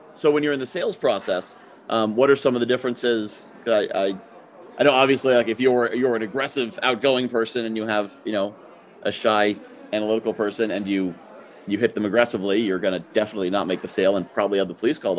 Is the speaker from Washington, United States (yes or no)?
no; Connecticut, United States; I'm from Connecticut